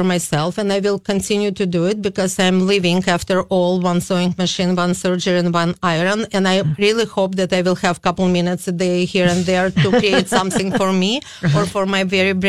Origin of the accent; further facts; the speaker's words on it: Kyiv, Ukraine; now in St. Paul, United States; I came in 88 from Kiev. It is formal Soviet Union, Ukrainian Republic.